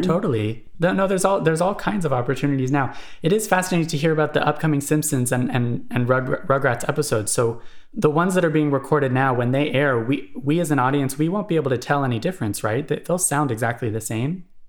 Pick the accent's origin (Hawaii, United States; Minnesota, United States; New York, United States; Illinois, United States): Hawaii, United States; Honolulu; I'm from Honolulu, Hawaii, actually